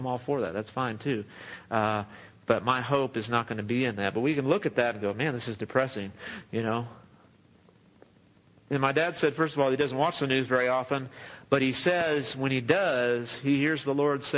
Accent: Southern California, United States; now in Midland, United States; I grew up in Southern California.

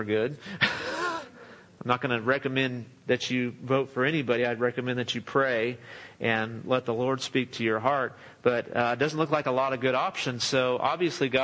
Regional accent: Southern California, United States; now in Midland, United States; I grew up in Southern California.

